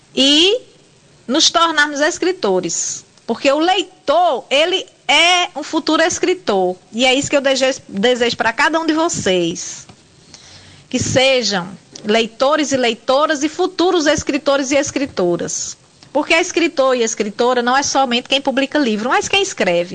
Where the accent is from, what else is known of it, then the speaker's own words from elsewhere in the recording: Cariri region, Ceará, Brazil; região do Cariri região onde nasci e moro e que amo muito